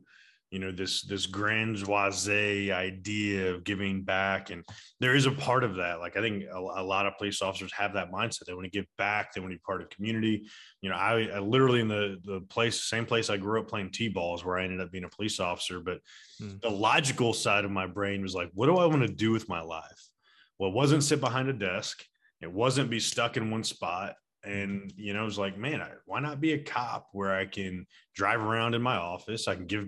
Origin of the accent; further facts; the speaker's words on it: Atlanta, Georgia, United States; I was born and raised here in Atlanta.